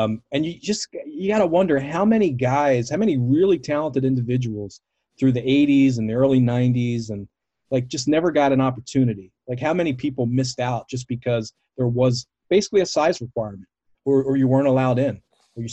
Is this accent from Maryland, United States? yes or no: yes; Baltimore, Maryland, United States; I grew up in Baltimore, a WWF city